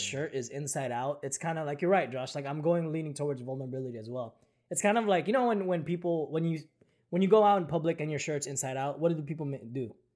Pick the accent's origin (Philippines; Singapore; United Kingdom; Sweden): Philippines; moved away; when I was growing up in the Philippines